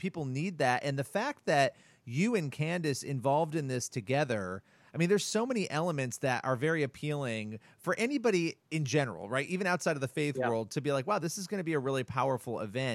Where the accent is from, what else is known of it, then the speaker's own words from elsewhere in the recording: New York City, New York, United States; I'm a New Yorker